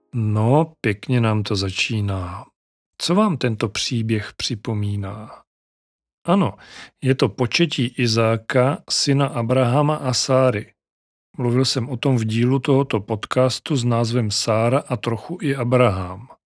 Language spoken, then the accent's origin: Czech; Czechia; first language Czech; v našem rodném jazyku